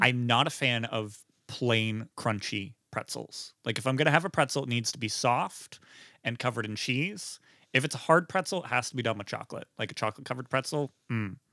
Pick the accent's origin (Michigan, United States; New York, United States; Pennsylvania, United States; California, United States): Pennsylvania, United States; Beaver County, north of Pittsburgh; Forty-five minutes north of Pittsburgh, Beaver County